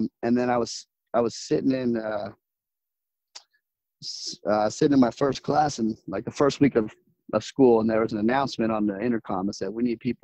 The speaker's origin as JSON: {"language": "English", "region": "Texas", "country": "United States", "tie": "born or raised there", "moved": "yes", "lives_now": "California, United States", "said": "I grew up in Texas for the most part"}